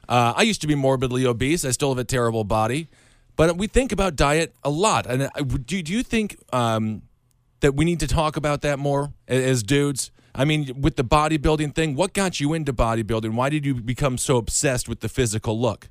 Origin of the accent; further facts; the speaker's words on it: Wisconsin, United States; Wisconsin, the, the home state, my home state